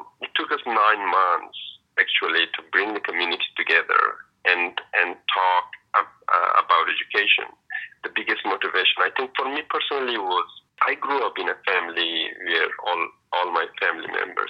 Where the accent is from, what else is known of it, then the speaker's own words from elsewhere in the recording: Pakistan; moved away as an adult; also born or lived in Afghanistan / Indonesia; I am from Afghanistan. I am Hazara, and I used to live as a refugee almost all of my life. I grew up in Pakistan